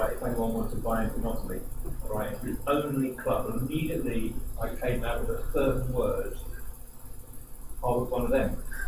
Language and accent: English; Rochester, South East England, United Kingdom; I was born in Rochester at a very early age